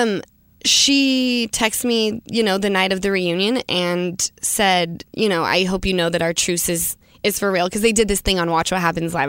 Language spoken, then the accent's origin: English; Salt Lake City, Utah, United States; growing up in Utah, obviously, it's very conservative